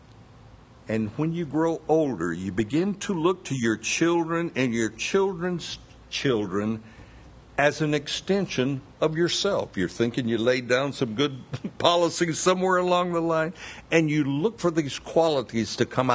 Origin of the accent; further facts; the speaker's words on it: United States; as an American